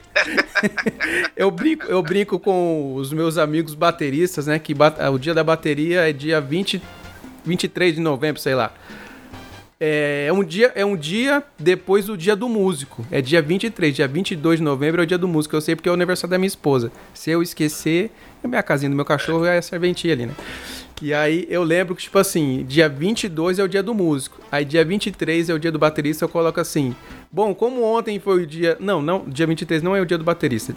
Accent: Mato Grosso do Sul, Brazil; eu sou aqui do Mato Grosso do Sul

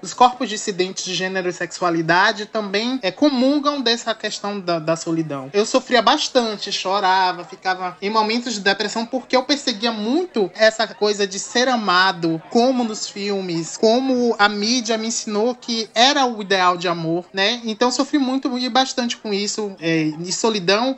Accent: Santo Antônio de Jesus, Bahia, Brazil; moved away as an adult; now in Salvador, Brazil; sou natural de Santo Antônio de Jesus, Bahia, Recôncavo Baiano, né, mas resido em Salvador há 10 anos

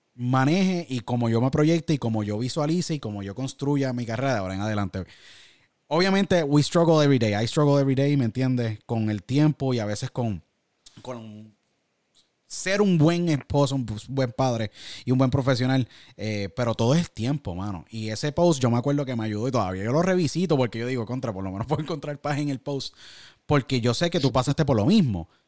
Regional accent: San Juan, Puerto Rico; San Juan, Puerto Rico de donde yo nací

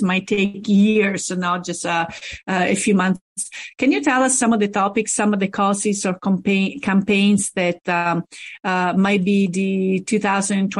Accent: Rome, Lazio, Italy; now in Pittsburgh, United States; I'm from Rome

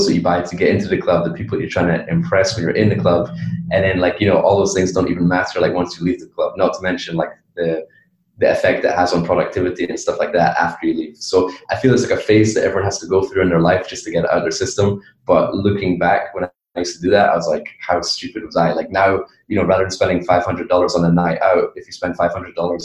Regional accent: Edinburgh, Scotland, United Kingdom; moved away as an adult; also born or lived in Miami / China; I grew up in Edinburgh, Scotland, from the UK.

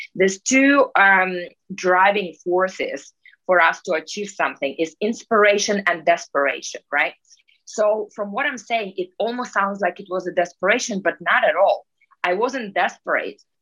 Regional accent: Russia; moved away; I'm Russian originally. And just to, I guess, to start with how it all began for me, uh, I was born in Russia in Soviet Union times

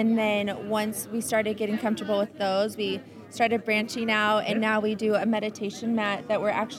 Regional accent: Arizona, United States; So I grew up in Arizona. I've been here most of my life.

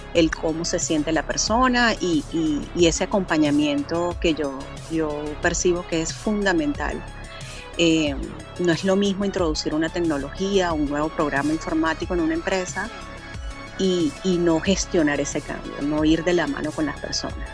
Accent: Venezuela; moved away as an adult; now in Panama; soy venezolana, eh, radicada hace cinco años en Panamá

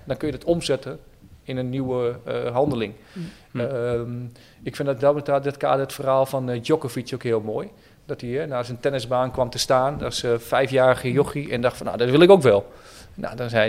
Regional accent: Oldenzaal, Overijssel, Netherlands; now in Utrecht, Netherlands; Ik ben een klein mm-hmm. jongetje geboren en getogen in het Twente, mm-hmm. in Oldenzaal

